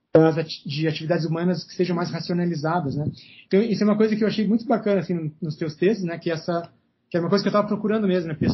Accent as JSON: {"language": "Portuguese", "region": "South Region", "country": "Brazil", "lives_now": "Brasília, Brazil", "said": "mas aqui em Brasília, e de onde eu vim, né, no Sul"}